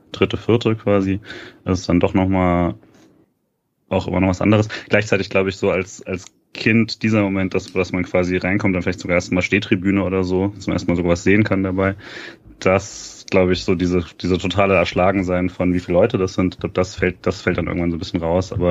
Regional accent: Rhineland-Palatinate, Germany; Äh, ich war ja kein, kein Freiburger. Ähm, ich bin ja in der Pfalz aufgewachsen.

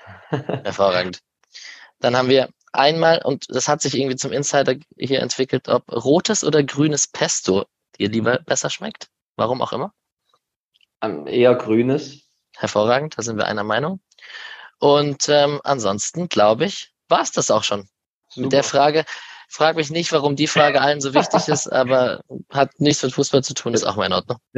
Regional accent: Berlin, Germany; Äh, ich komme aus Berlin. Gegen Hertha werde ich auf der Tribüne stehen.

